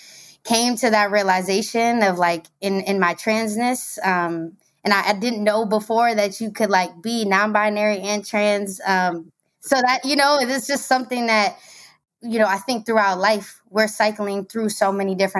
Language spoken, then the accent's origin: English; Maryland, United States; moved away as an adult; now in Brooklyn, United States; I'm originally from Maryland, DMV stand up all day